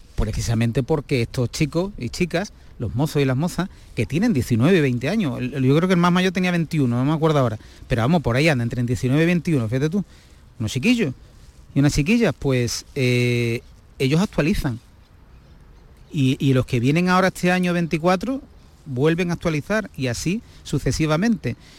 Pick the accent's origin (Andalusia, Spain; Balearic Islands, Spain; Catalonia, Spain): Andalusia, Spain; Gibraleón; yo, que soy de Gibraleón, de la provincia de Huelva